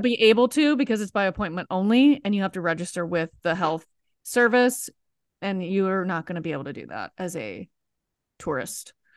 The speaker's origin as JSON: {"language": "English", "country": "United States", "also_born_or_lived": "Italy", "said": "being American"}